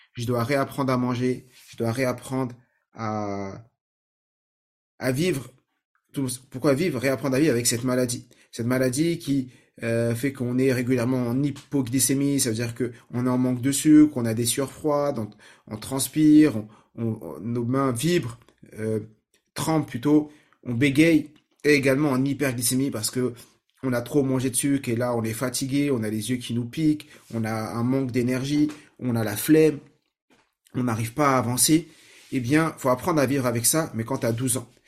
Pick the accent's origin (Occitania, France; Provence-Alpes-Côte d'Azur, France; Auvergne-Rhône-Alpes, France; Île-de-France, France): Île-de-France, France; Saint-Ouen; moi j'ai grandi à Saint-Ouen, en 93, vers Porte de Clignancourt